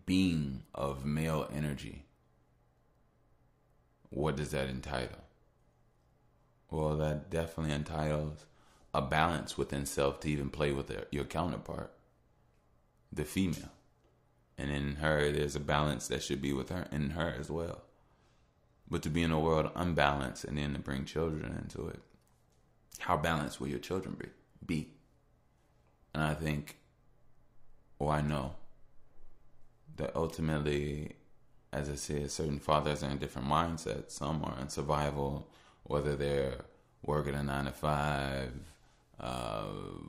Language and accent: English; Chicago, Illinois, United States; I'm from Chicago